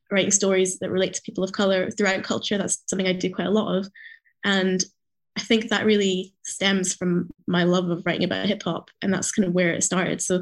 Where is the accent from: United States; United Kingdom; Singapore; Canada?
United Kingdom; Edinburgh, Scotland; when I was a kid growing up in Edinburgh, here in Scotland.